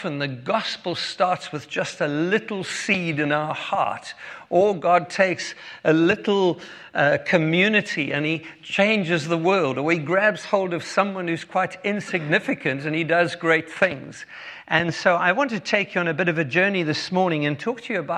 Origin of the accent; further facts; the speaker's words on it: Cape Town, Western Cape, South Africa; If you have already been listening to my accent, you'll know that we are from South Africa. Born in Cape Town